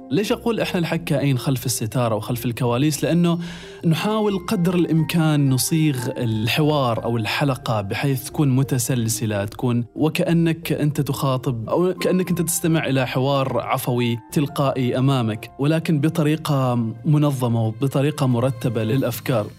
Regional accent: Oman; عندنا في عمان

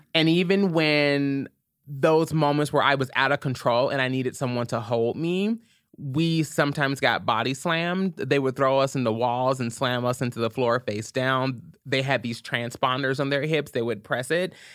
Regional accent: Louisville, Kentucky, United States; I'm originally from Louisville, Kentucky, born and raised

